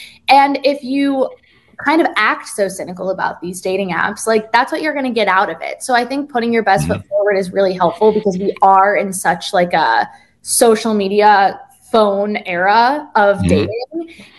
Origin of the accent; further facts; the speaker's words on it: East Coast, United States; Like, I'm from the East Coast. People can be really blunt.